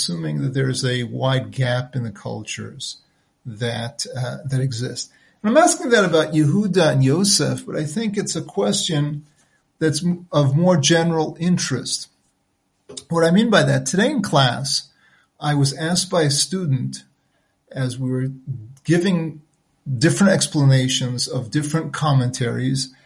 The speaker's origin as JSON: {"language": "English", "country": "United States", "tie": "born or raised there", "first_language": "French", "second_language": "English", "moved": "yes", "said": "My first tongue, my native tongue, was actually French. And I learned English fairly quickly as I started kindergarten, nursery school, even before then, in the United States where I was born"}